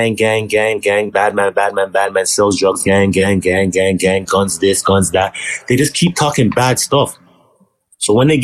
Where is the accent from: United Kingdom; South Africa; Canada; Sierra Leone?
Canada; Toronto, Ontario; I'm from G-Way. That's it. Well, I'm from Kingston Road and Galloway.